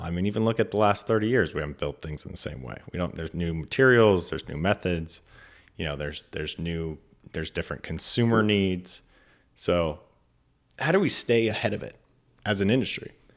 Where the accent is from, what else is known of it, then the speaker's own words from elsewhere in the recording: Mendocino, California, United States; now in San Francisco, United States; I grew up in Mendocino, so I grew up in the redwoods